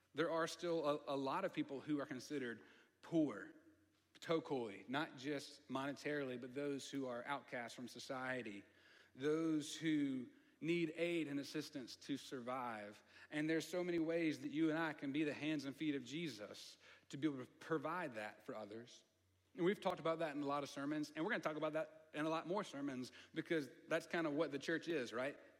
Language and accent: English; the South, United States; accent: southern; I get a little country, my, my southern accent comes out a little bit